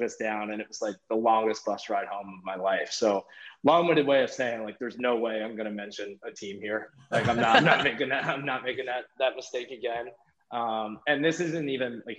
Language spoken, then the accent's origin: English; near Hofstra, New York, United States; Hofstra. You know, like it's right by my hometown, and, you know, I had a lot of family there